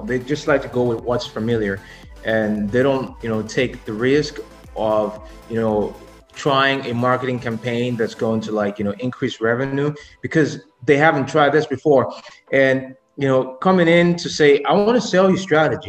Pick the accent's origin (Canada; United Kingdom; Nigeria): Nigeria; being Nigerian myself